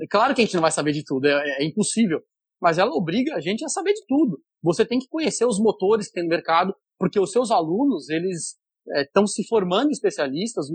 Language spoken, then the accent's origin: Portuguese; São Paulo, Brazil; moved away as an adult; now in Fortaleza, Brazil; Sou paulista, mas professor aqui no Ceará, em Fortaleza, já há quase 19 anos